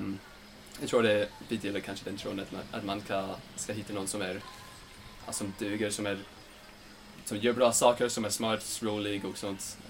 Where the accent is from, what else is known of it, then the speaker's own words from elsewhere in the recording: Layton, Utah, United States; Swedish is a second language; moved away as an adult; now in Sweden; Jag kommer ifrån uh, Layton, Utah i USA